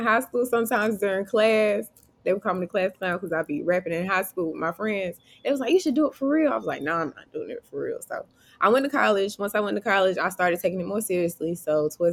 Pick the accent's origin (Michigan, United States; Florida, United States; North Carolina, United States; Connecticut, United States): North Carolina, United States; Dunn; moved away as an adult; now in Baltimore, United States; I am from Dunn, North Carolina. It's 30 minutes between Raleigh and Fayetteville.